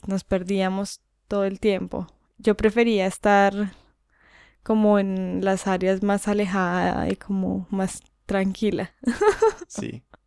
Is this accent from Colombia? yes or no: yes; Colombia; moved away; en mi país